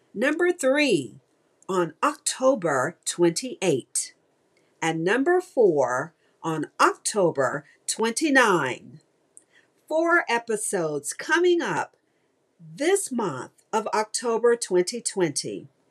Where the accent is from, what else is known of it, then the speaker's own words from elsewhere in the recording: Mississippi, United States; now in Houston, United States; my home state of Mississippi, Okolona, Mississippi.